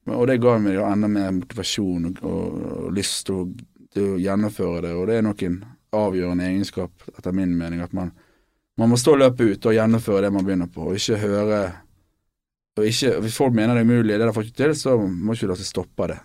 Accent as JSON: {"language": "Norwegian", "town": "Bergen", "region": "Vestland", "country": "Norway", "also_born_or_lived": "London", "said": "vi er bergensere begge to, og erkebergensere"}